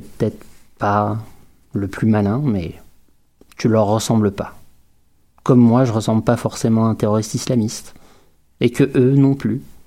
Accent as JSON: {"language": "French", "town": "Quebec City", "region": "Quebec", "country": "Canada", "said": "chez nous, à Québec, dans une ville tranquille"}